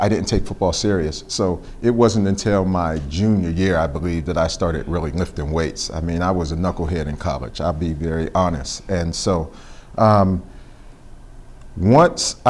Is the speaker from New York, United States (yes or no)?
no; Pittsburgh, Pennsylvania, United States; growing up there